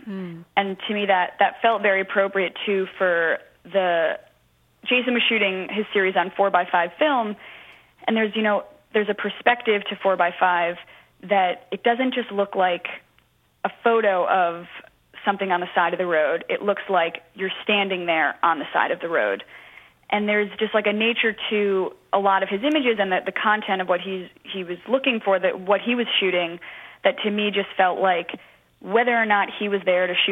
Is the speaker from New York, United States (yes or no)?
yes; New York City, New York, United States; I'm born and raised in New York City